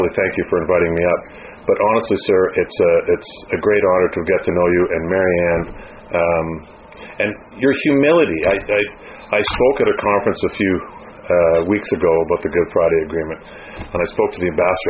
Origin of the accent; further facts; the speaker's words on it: Canada; I'm from Canada